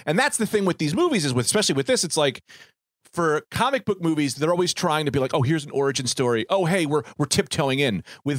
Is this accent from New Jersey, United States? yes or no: yes; Newark, New Jersey, United States; I grew up in Newark.